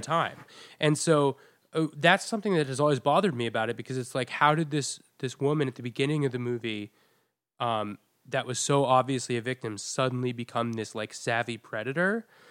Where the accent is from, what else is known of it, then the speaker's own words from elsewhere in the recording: New England, United States; now in New York City, United States; I learned about slavery in my school in New England, so pretty liberal school